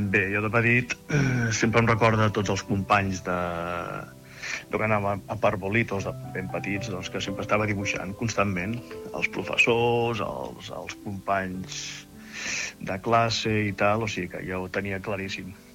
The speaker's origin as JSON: {"language": "Catalan", "town": "Montblanc", "region": "Catalonia", "country": "Spain", "tie": "born or raised there", "moved": "as an adult", "lives_now": "Barcelona, Spain", "said": "soc nascut a Montblanc, Tarragona. Actualment estic a Barcelona de manera professional i espero tornar al poble aviat"}